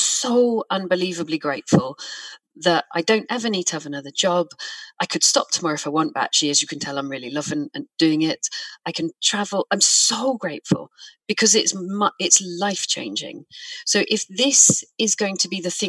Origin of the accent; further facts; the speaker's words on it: United Kingdom; I'm British